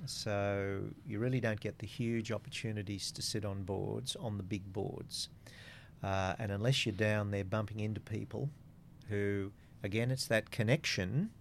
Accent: Coonabarabran, New South Wales, Australia; now in Central Coast, Australia; I'm a boy from Coonabarabran

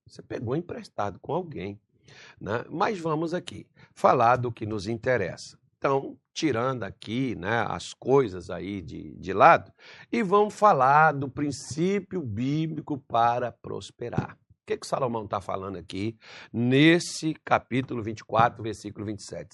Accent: Brasília de Minas, Minas Gerais, Brazil; moved away; quando era criança, lá em Minas Gerais, na mercearia do seu Vital, na, onde eu vivia, Brasília de Minas

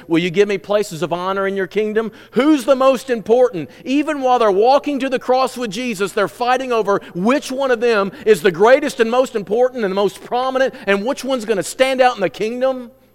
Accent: United States; I am an American

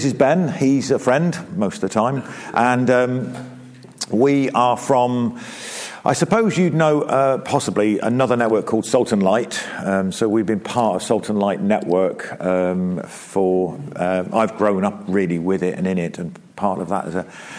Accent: South East England, United Kingdom; moved away; And I moved from Oxfordshire up to the East Midlands. It wasn't into Derby, it was outside of Derby, a small mining town, which was as absolutely polar opposite to where I came from. I came from the Cotswolds, you know, came from like lovely Cotswolds

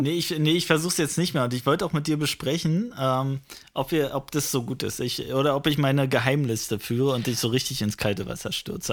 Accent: Frankfurt, Brandenburg, Germany; meiner Heimatstadt Frankfurt

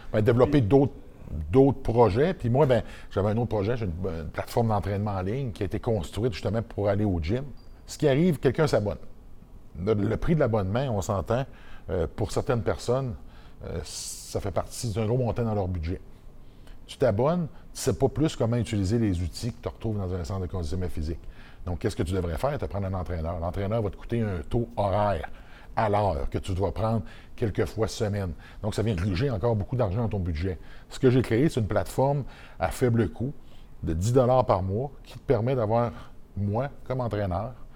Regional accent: Côte-Nord, Quebec, Canada; moved away; c'est dans mon village natal. la Côte-Nord

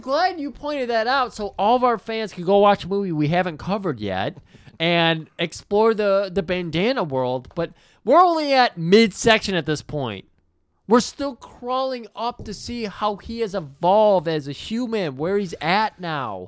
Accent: Michigan, United States; I'm from Michigan as well

